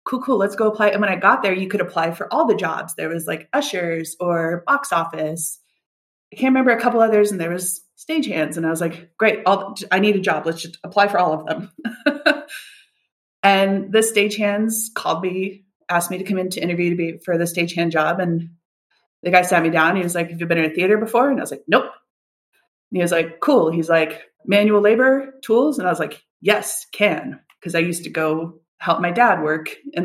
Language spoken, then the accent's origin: English; United States; But I grew up in the States. I grew up moving around a lot and I fully went to college, University of Arizona